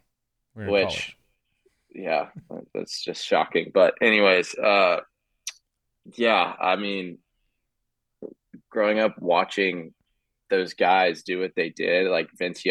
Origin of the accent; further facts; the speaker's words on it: Houston, Texas, United States; I grew up in Texas. I'm from Houston